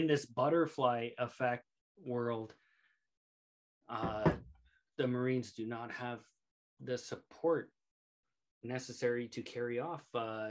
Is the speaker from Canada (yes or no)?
yes; Canada